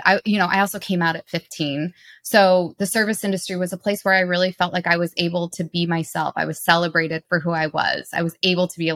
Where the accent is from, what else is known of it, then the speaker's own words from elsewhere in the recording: Detroit, Michigan, United States; now in New York, United States; I'm from Detroit.